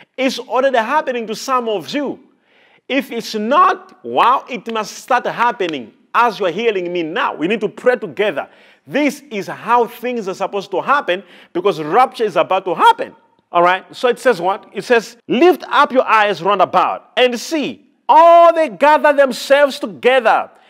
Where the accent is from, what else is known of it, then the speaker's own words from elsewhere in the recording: Malawi; I'm a Malawian and I come from Malawi